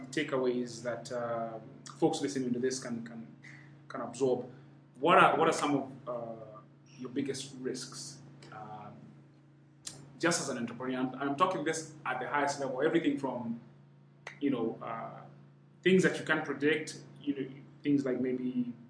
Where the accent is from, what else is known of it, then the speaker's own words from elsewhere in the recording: Kenya; I'm half Rwandese, but I'm Kenyan.